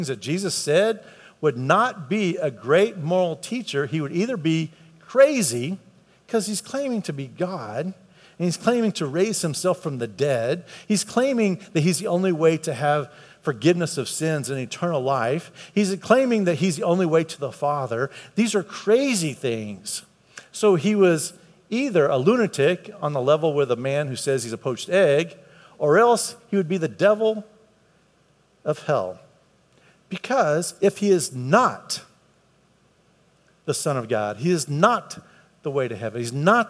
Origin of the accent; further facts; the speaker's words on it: United States; I grew up in America, so that's why I'm a Christian.